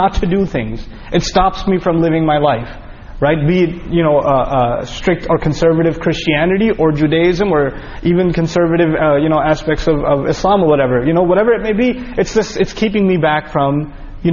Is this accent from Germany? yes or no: no; New York, United States; We're both from New York.